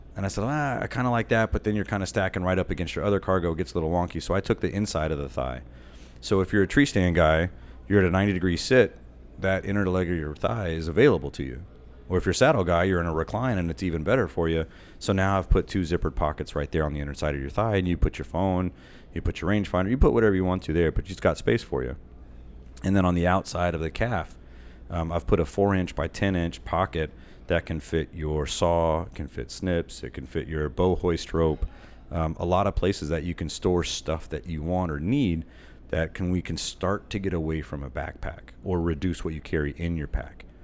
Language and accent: English; Texas, United States; also born or lived in Austin, Texas; I'm from Texas, so I was living in Austin